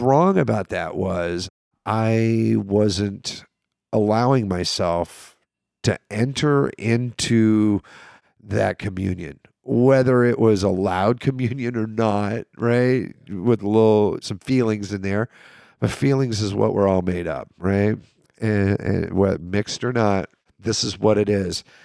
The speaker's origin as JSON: {"language": "English", "region": "the South", "country": "United States"}